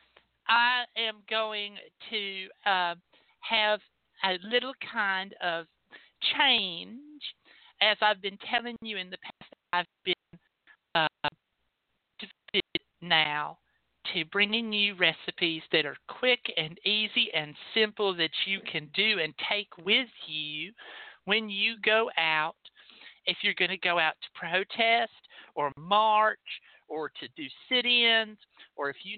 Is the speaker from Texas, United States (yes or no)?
yes; Texas, United States; I'm from Texas